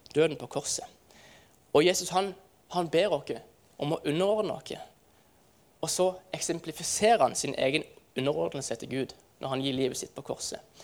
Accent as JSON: {"language": "Norwegian", "town": "Farsund", "region": "Agder", "country": "Norway", "tie": "born or raised there", "said": "hjemme i Farsund så feirer vi eh, eh det som heter Kaperdagene."}